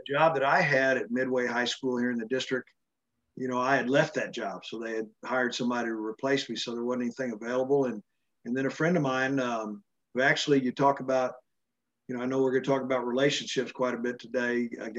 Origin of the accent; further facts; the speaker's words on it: Dallas, Texas, United States; moved away as an adult; now in Waco, United States; It was in Dallas. And so, I was coaching in Dallas where I grew up.